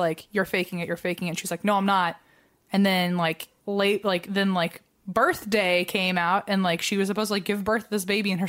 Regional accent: Virginia, United States; Like, look, I know we're both from Virginia

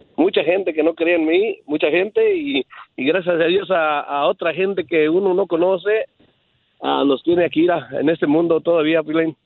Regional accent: Guadalajara, Jalisco, Mexico; now in United States; soy de Guadalajara, Jalisco, de ahí de Polanco

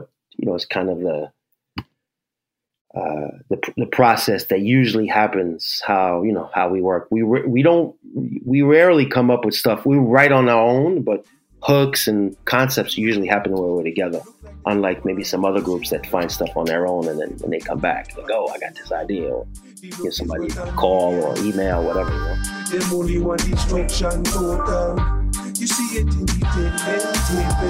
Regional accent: New York, United States; I grew up in New York, what, 13, 14, 84, 85.

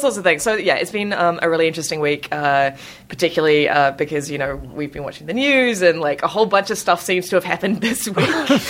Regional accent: New Zealand; moved away as an adult; now in Sydney, Australia; I am actually a New Zealander.

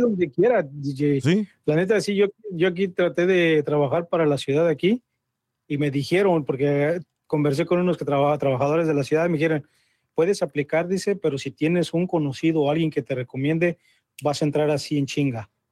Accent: Mexico; now in United States; yo soy mexicano

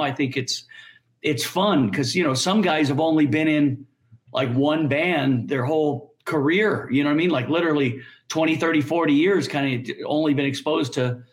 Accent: Orange County, California, United States; I'm from Orange County, California.

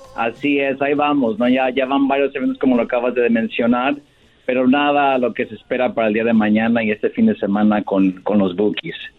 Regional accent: Michoacán, Mexico; now in Los Angeles, United States; somos los dos de Michoacán

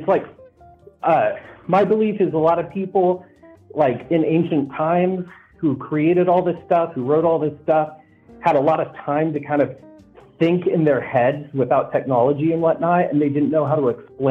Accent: Texas, United States; I grew up in Texas in literally a trailer park

